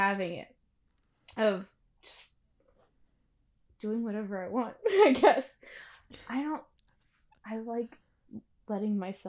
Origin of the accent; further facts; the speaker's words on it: Pennsylvania, United States; also born or lived in New Jersey; I'm from Pennsylvania now, but I was born in South Jersey. And then through moving, I am in Pennsylvania again. Most of my life that I fully remember has been in Pennsylvania.